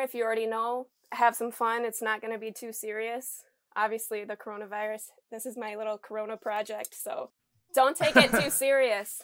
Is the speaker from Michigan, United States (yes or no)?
yes; Michigan, United States; I'm from Michigan, so I'm, like, forty minutes from home